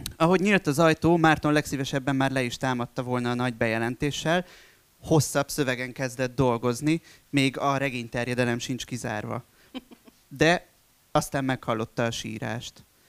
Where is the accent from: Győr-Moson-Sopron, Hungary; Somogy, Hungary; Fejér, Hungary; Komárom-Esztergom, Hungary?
Komárom-Esztergom, Hungary; a town near Esztergom; moved away; also born or lived in Budapest; jellegében falu a mai napig, ugye Esztergom mellett. És hát én ebben nőttem föl